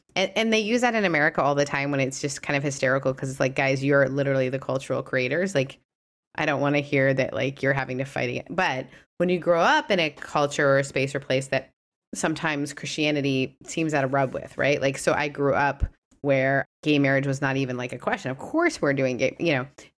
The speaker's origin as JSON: {"language": "English", "country": "Canada", "tie": "born or raised there", "said": "I couldn't talk about my faith in a lot of public spaces growing up in Canada"}